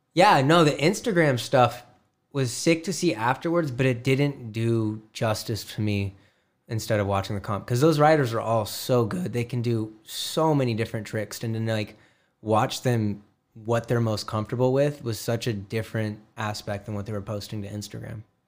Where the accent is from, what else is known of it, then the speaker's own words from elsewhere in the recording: Glendale, Arizona, United States; I am from Glendale, Arizona.